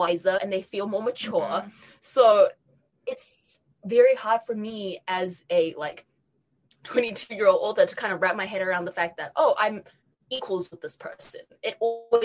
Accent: New Zealand; moved away as an adult; I grew up in New Zealand

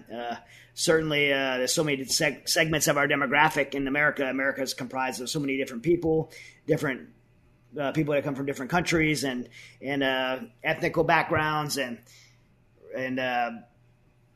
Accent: United States; a Christian, as an American

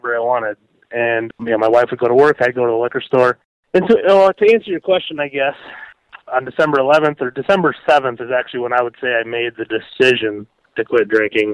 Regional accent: Watertown, South Dakota, United States; also born or lived in Nebraska / Minneapolis; I moved back to my hometown of Watertown

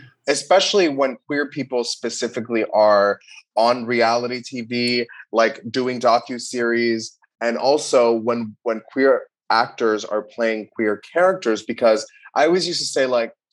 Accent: Miami, Florida, United States; moved away; also born or lived in New York City; I grew up in Miami

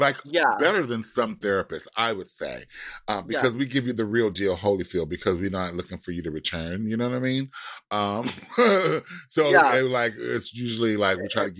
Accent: Manchester, North West England, United Kingdom; Oh my God. I'm from Manchester.

